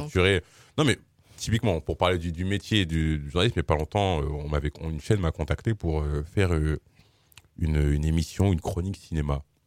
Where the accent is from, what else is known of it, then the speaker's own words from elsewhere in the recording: Suresnes, Île-de-France, France; je suis né, j'ai grandi à Suresnes